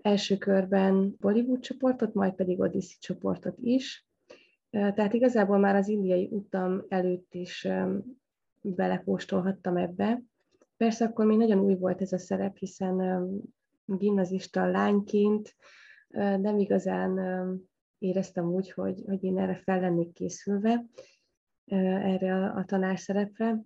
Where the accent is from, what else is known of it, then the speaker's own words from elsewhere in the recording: Debrecen, Hajdú-Bihar, Hungary; Debrecen, hogy az én szülővárosom